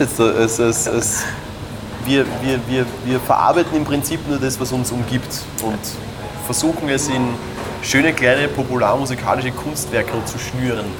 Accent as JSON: {"language": "German", "area": "Weinviertel, Pulsdorf", "region": "Lower Austria", "country": "Austria", "said": "örtlich betrachtet bin ich aus dem nördlichen Weinviertel, aus dem netten Örtchen Pulsdorf."}